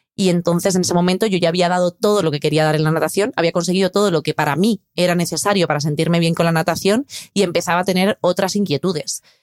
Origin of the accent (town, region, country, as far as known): Spain